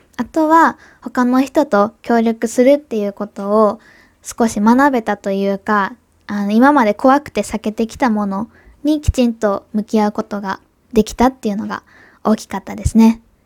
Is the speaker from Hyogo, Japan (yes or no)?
yes; Kobe, Hyogo, Japan; accent: Kansai dialect; also born or lived in Osaka / Germany / Tokyo; 私、今東京じゃなくて神戸、地元に帰ってきているんですけ